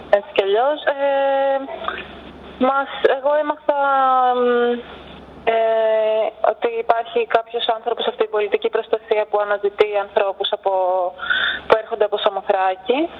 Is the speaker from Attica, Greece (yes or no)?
yes; Athens, Attica, Greece; εγώ είμαι από την Αθήνα